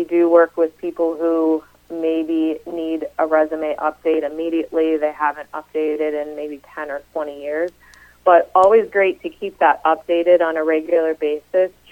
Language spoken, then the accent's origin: English; Uniontown, Pennsylvania, United States; moved away; also born or lived in Ohio; I actually grew up in the Pittsburgh area in a small town called Uniontown